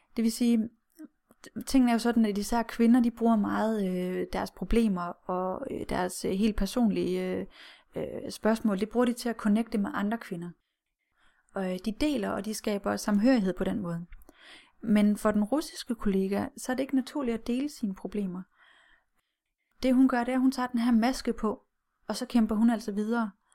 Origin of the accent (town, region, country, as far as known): Denmark